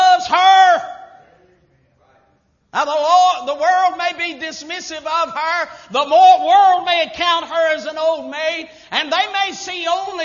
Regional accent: United States; I was born in America.

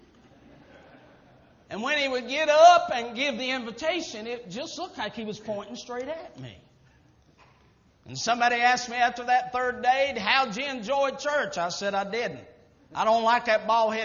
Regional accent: United States; I was born in America.

